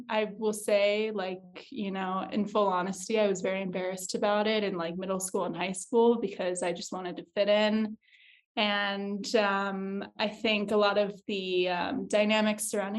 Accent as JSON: {"language": "English", "town": "Liberty Lake", "region": "Washington", "country": "United States", "tie": "born or raised there", "said": "I have moved over 20 times. Mm-hmm. The longest I spent anywhere, though, was in Eastern Washington State, in the small town called Liberty Lake, Washington, on the border of Idaho."}